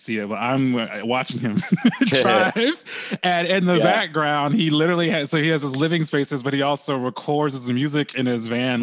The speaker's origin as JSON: {"language": "English", "town": "Bay Minette", "region": "Alabama", "country": "United States", "said": "I'm actually from Bay Minette."}